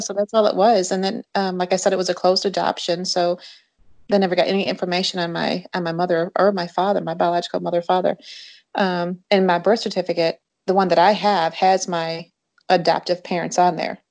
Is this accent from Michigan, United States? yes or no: yes; Jackson, Michigan, United States; moved away as an adult; also born or lived in Eloise, Michigan / West Tennessee; now in Tennessee, United States; I grew up in Jackson, Michigan